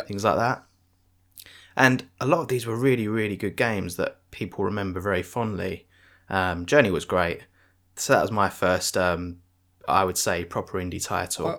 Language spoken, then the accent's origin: English; United Kingdom; I'm British